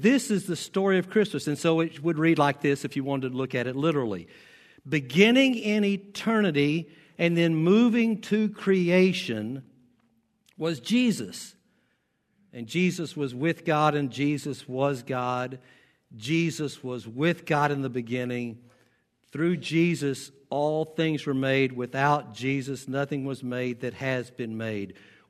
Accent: the South, United States; accent: southern; now in Nebraska, United States; I've been here 21 years and I know I'm still an outsider. I've lost my southern accent, thank goodness.

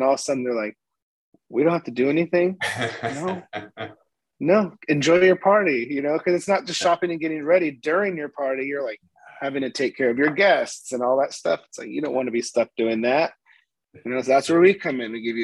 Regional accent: Sandpoint, Idaho, United States; moved away as an adult; now in Florida, United States; I'm from North Idaho, Sandpoint, Idaho

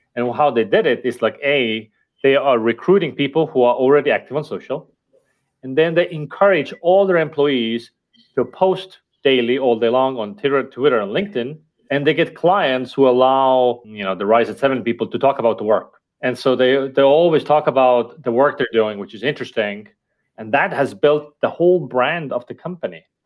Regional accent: Estonia; first language Estonian; English is a second language; my native language, which is Estonian

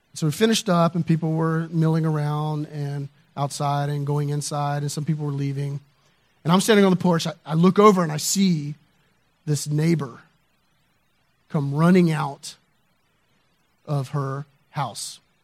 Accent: the South, United States; I grew up in the South

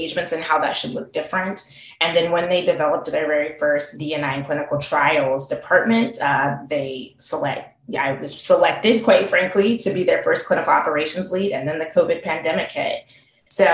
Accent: Salt Lake City, Utah, United States; moved away as an adult; also born or lived in Tuskegee, Alabama; I grew up in Salt Lake City, Utah

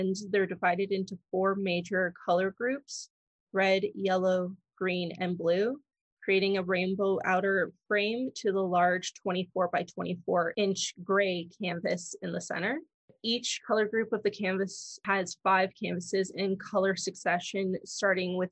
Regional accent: Toronto, Ontario, Canada; Born and raised in Toronto.

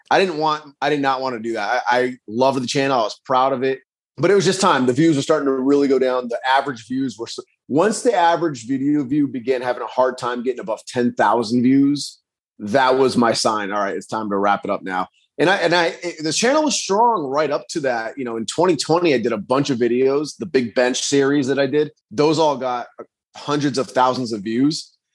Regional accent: Rhode Island, United States; also born or lived in Virginia; I was born and raised in Rhode Island, but then I did move out of state and I lived down in Virginia for a little bit. But hmm. then I, I ended up moving back to Rhode Island.

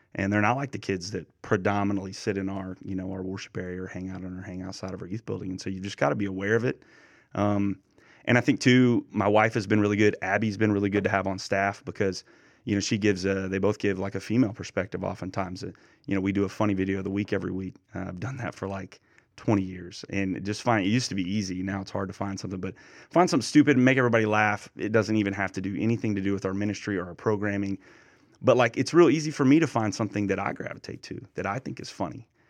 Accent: eastern Oklahoma, United States; moved away as an adult; My hometown is about forty-five minutes away from where a minister in, in eastern Oklahoma, and it's a town of about three thousand, a little more, very small. And I grew up about ten minutes

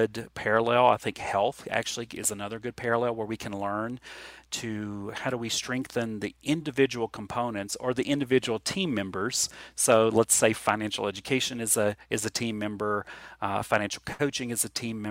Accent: Appalachia, United States; Appalachian kids and Appalachian people are unsophisticated and have little experience, but we're actually very independent people

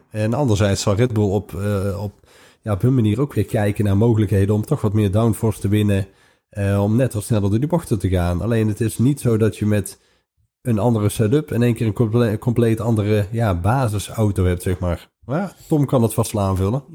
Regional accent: Netherlands; we uit Nederland komen

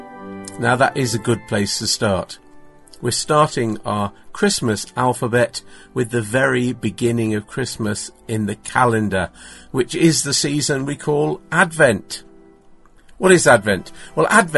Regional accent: England, United Kingdom; also born or lived in Manchester, North West England; I'm from England.

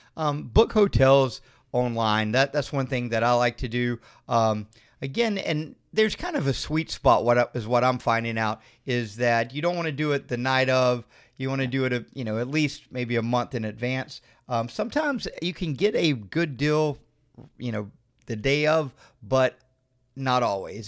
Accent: Florida, United States; we're from Florida

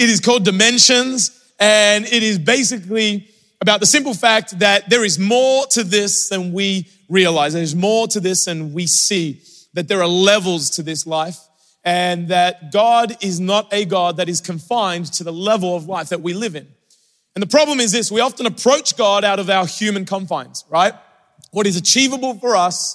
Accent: Australia; moved away; growing up in Australia

